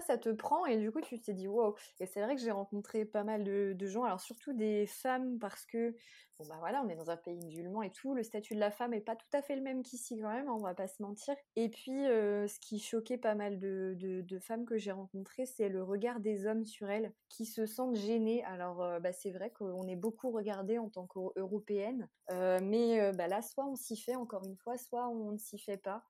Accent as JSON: {"language": "French", "country": "France", "moved": "as an adult", "lives_now": "Egypt", "said": "en tant que Français"}